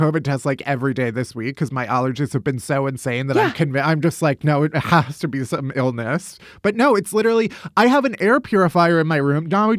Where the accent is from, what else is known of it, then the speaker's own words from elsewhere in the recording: United States; but that's just me being American.